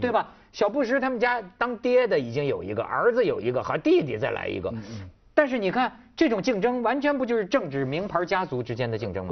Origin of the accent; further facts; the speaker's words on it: China; 我作为一个中国人